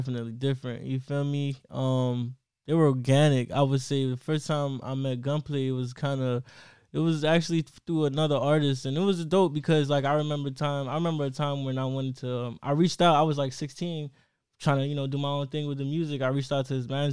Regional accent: Miami Gardens, Florida, United States; I'm from Kerr City, so it was just like, it was in that same little, you know, Triple C's

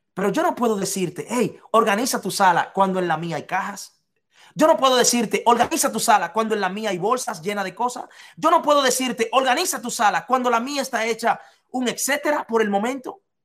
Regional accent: Dominican Republic; en un hotel de la República Dominicana que se llama Casa de Campo, yo trabajaba ahí, en Casa de Campo, en mi país, de donde soy

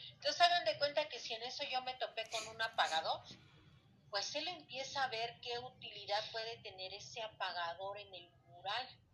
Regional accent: Mexico; la historia que hemos tenido como mexicanos

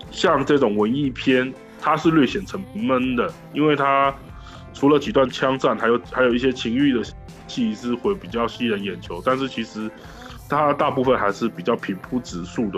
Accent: Taiwan; 我是来自台湾宝岛的

